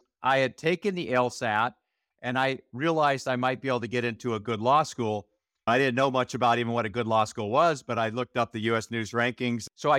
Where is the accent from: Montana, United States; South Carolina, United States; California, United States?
Montana, United States; I grew up in Montana, and my dad had a irrigation and construction company in Montana.